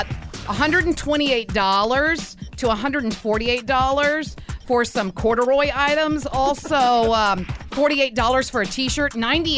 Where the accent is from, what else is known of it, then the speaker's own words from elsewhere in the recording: Louisiana, United States; moved away; My home state of Louisiana